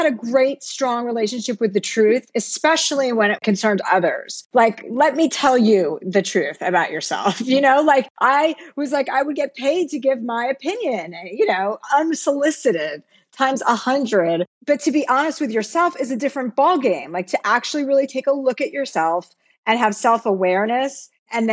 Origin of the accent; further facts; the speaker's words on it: New Jersey, United States; moved away as an adult; now in California, United States; I came from New Jersey. My dad was a used car dealer